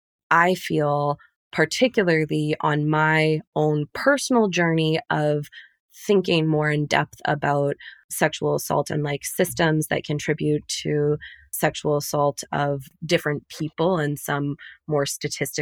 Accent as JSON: {"language": "English", "country": "United States", "also_born_or_lived": "Middle East", "said": "my role as an American"}